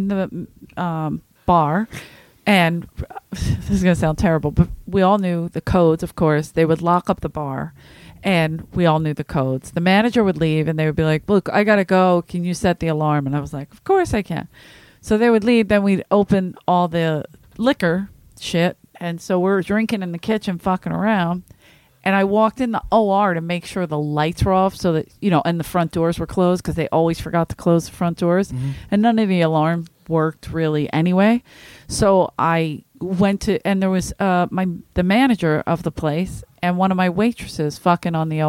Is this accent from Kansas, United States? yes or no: no; Philadelphia, Pennsylvania, United States; I'm from Philadelphia